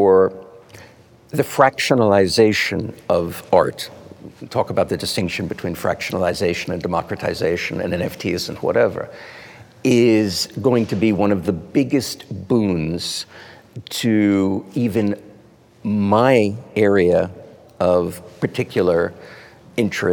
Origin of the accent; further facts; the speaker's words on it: United States; as an American